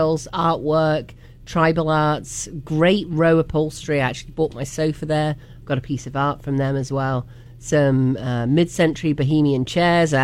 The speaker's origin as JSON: {"language": "English", "country": "United Kingdom", "tie": "born or raised there", "moved": "yes", "lives_now": "North Carolina, United States", "said": "I grew up about 45 minutes from Leicester in England"}